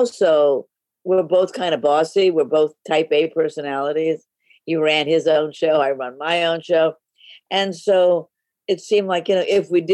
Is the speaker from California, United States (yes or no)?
yes; Los Angeles, California, United States; I grew up in Hollywood